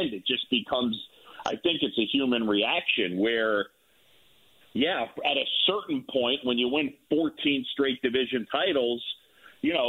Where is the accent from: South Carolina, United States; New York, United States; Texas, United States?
New York, United States; moved away; I grew up in New York